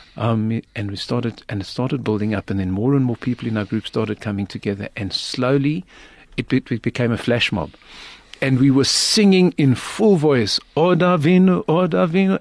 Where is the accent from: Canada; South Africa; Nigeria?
South Africa; I'm from South Africa.